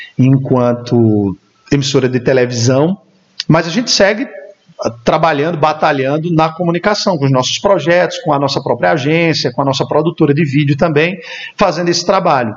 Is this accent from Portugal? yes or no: no; Campina Grande, Paraíba, Brazil; sou natural de Campina Grande, filho de Campina Grande, a rainha da Borborema